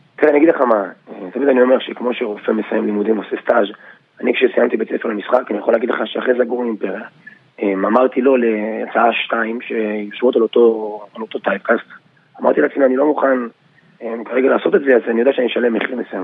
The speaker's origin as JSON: {"language": "Hebrew", "town": "Yavne", "region": "Central District", "country": "Israel", "said": "אני באתי מיבנה"}